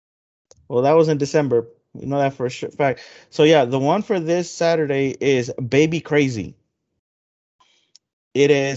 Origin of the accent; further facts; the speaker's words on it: Houston, Texas, United States; we're from Houston